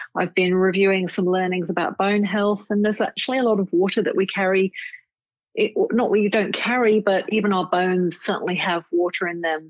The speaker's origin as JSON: {"language": "English", "town": "Cambridge", "region": "East of England", "country": "United Kingdom", "tie": "born or raised there", "also_born_or_lived": "Nottingham", "moved": "as an adult", "lives_now": "Sydney, Australia", "said": "I grew up in England, in Cambridge. I uh, spent a very happy childhood there in Cambridge."}